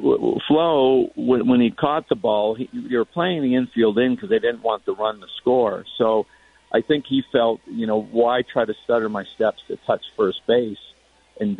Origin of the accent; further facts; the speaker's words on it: Connecticut, United States; moved away; I grew up in Connecticut.